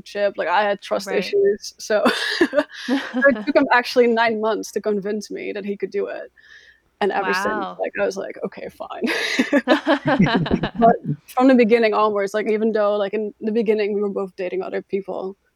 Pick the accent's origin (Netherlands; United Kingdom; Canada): Netherlands; I'm from the Netherlands. I grew up in this very, on the countryside of the Netherlands, but I moved to the bigger cities